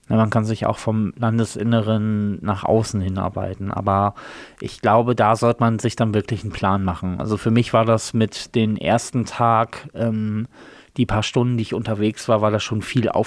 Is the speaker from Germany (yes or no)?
yes; Germany; weil ich gesagt habe, als Deutscher.